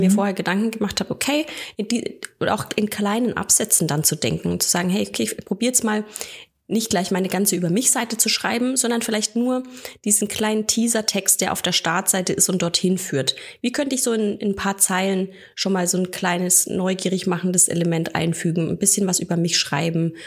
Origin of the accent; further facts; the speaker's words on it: near Nuremberg, Bavaria, Germany; ich bin aus der Nähe von Nürnberg